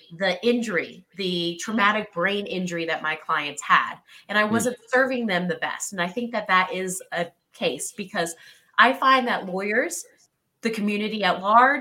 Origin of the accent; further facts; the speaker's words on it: the South, United States; moved away as an adult; also born or lived in New York City, United States; now in Colorado, United States; I grew up in the South